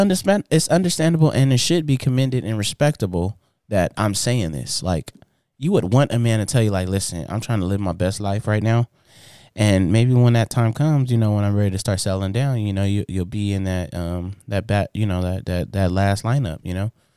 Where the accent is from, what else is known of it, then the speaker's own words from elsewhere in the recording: Inglewood, California, United States; I grew up in Inglewood, California.